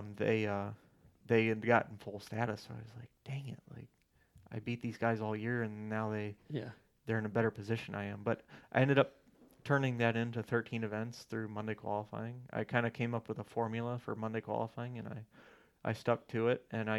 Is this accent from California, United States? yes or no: no; Ohio, United States; I'm from Ohio